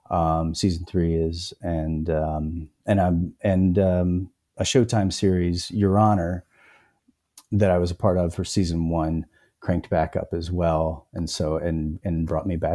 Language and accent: English; North Carolina, United States; I mean, there's like I'm from North Carolina, and it and it just my parents are from Georgia, but somehow like my mom doesn't have much of an accent